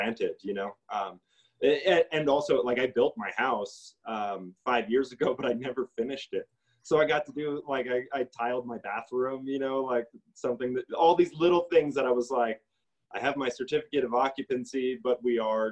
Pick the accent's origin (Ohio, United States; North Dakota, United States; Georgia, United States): North Dakota, United States; moved away as an adult; now in Santa Fe, United States; I'm not from this place. I'm from North Dakota. And I moved here